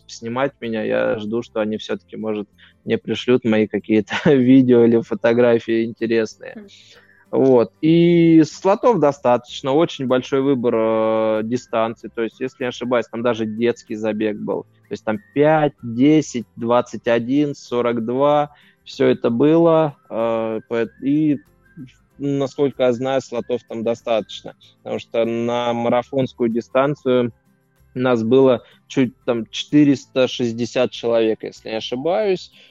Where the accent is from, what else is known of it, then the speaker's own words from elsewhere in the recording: Russia; я из России